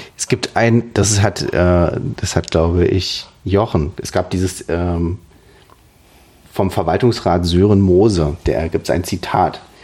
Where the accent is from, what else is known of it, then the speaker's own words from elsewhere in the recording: Germany; now in Switzerland; mir als Deutscher, der immer noch auch hier mit seinem deutschen Konto rumhantiert